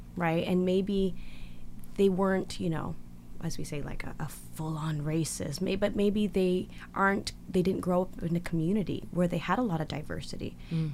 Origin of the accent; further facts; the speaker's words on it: Victoria, British Columbia, Canada; English is a second language; I grew up in Victoria, uh, which is a pretty smaller community than yeah. Vancouver